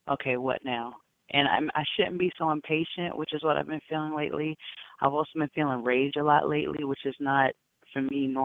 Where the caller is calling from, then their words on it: Bronx, New York, United States; I'm calling from the Bronx.